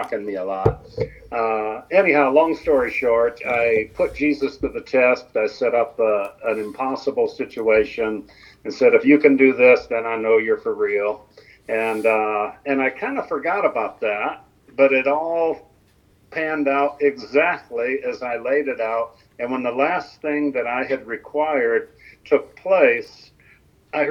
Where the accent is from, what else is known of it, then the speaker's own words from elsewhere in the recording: Toledo, Ohio, United States; Was born and raised in Toledo, Ohio.